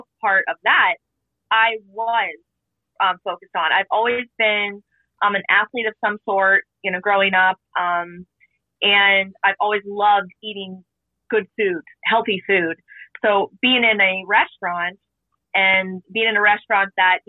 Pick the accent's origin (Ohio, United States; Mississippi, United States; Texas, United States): Ohio, United States; Canfield; I'm from Ohio, Canfield, Ohio, like near Youngstown area